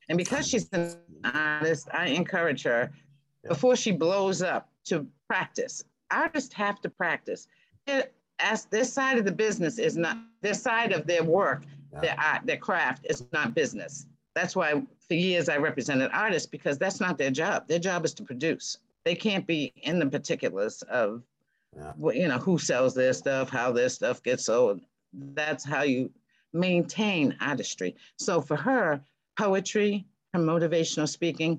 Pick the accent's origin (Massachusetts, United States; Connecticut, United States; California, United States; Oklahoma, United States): Massachusetts, United States; Boston; moved away; also born or lived in Seattle; I come from Boston. You're born in Boston. You're raised in culture.